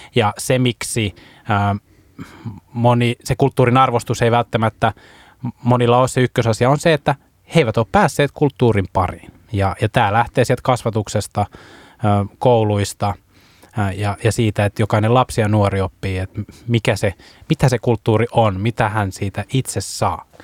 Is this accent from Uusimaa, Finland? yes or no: no; Vaasa, Ostrobothnia, Finland; mä tuun itse Vaasasta